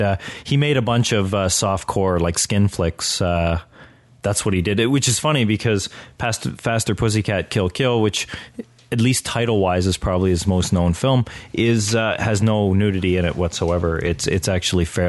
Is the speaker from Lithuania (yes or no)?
no; Oshawa, Ontario, Canada; when I grew up in Oshawa